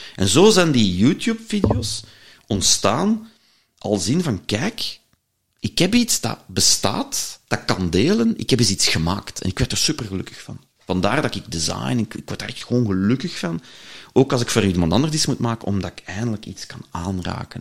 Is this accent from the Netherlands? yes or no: no; Leuven, Flanders, Belgium; ik ben een Leuvenaar